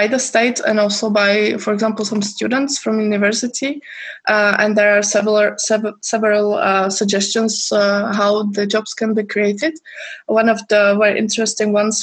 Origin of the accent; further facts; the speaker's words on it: Czechia; I'm from Czech Republic